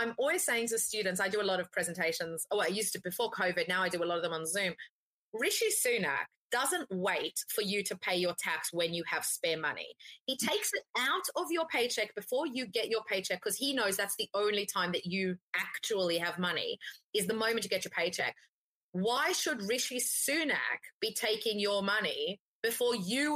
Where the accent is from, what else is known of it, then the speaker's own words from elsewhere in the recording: Australia; I'm Australian, right? I grew up on avo toast